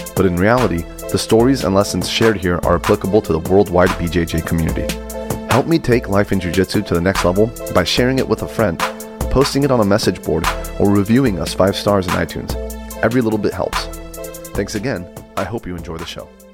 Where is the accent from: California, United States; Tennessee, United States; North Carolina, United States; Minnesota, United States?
California, United States; San Diego; now in Sacramento, United States; I'm from San Diego, and, you know, to me, it, growing up in San Diego